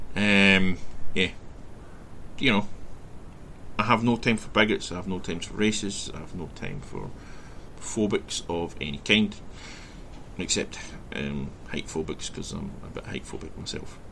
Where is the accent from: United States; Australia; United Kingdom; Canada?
United Kingdom; west of Scotland; I grew up in Scotland, where, in the west of Scotland, where Celtic and Rangers, Catholic and Protestant, were the divide